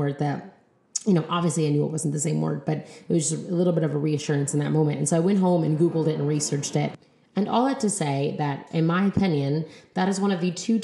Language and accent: English; United States; So we just call ourselves like Black or Brown American people